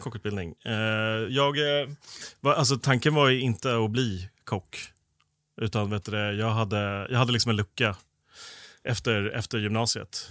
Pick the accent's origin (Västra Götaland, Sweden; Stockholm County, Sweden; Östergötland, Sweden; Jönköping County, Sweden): Stockholm County, Sweden; Stockholm; jag är förorts, förortsunge från eh, Stockholm, ah. så jag har bott både norr och söder om stan